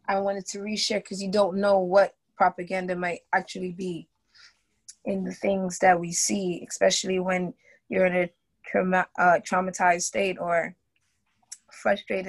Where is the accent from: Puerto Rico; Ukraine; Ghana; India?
Ghana; now in United States; I'm Black, I'm Ghanaian, specifically from West Africa.